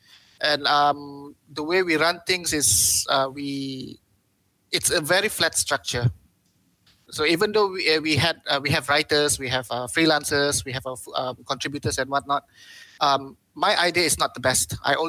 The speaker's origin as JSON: {"language": "English", "country": "Malaysia", "said": "But I also have to think more than just being a Malaysian content producer, because I'm a website."}